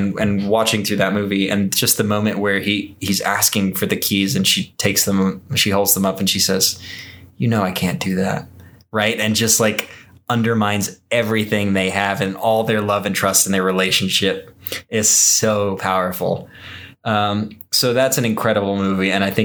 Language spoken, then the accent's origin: English; Texas, United States; I was raised in Texas